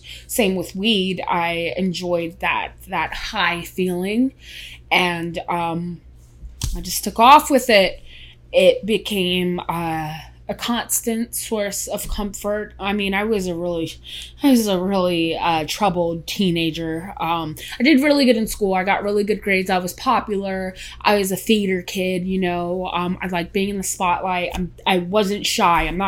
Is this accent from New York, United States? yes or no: yes; New York City, New York, United States; also born or lived in Queens, New York; I was born in the Bronx, New York. Then we moved to Queens when I was 11